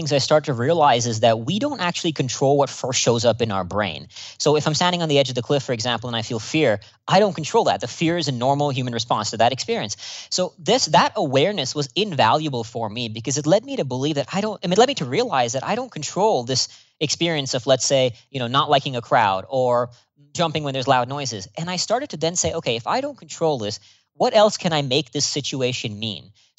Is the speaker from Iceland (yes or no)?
no; India; born there; also born or lived in Singapore / Austin, United States; So I was born here in India, where I'm speaking to you from right now, then moved to Singapore and then Austin, Texas.